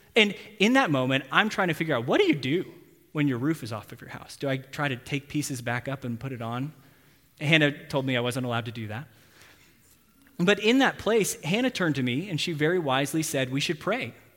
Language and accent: English; Texas, United States; now in Tulsa, United States; I'm from Texas